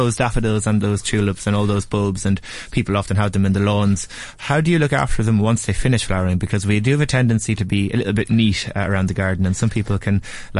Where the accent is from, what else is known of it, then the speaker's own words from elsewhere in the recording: Nurney, County Carlow, Ireland; Where I grew up in the Nurney, Carlow, it's on the side of a hill.